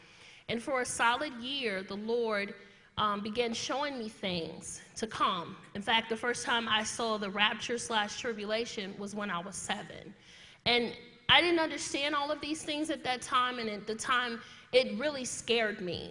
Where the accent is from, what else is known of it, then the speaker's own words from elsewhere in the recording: Chicago, Illinois, United States; moved away; I'm born and raised in Chicago